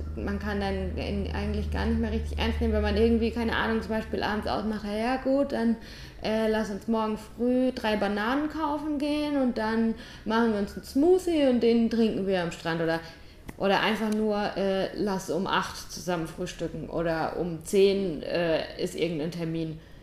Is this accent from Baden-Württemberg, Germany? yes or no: yes; St. Leon-Rot, Baden-Württemberg, Germany; moved away as an adult; Ich komme aus St. Leon Roth.